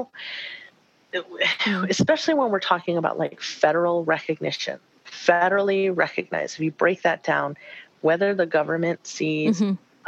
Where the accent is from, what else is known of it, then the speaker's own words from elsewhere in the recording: Tohono O'odham Nation, Arizona, United States; I'm from the Thon Otham Nation